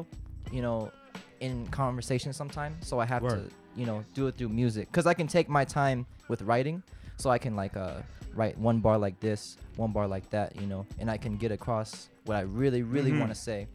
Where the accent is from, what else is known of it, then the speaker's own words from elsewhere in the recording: Vallejo, California, United States; also born or lived in Fairfield, California; San Francisco, California, the Bay Area. Yeah. To be more specific, probably on the outskirts, like around Vallejo.